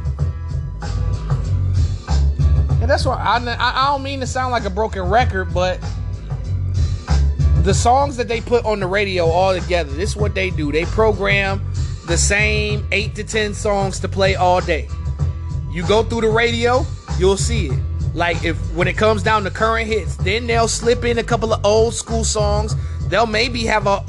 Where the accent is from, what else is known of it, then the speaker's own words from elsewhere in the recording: Detroit, Michigan, United States; I'm from Detroit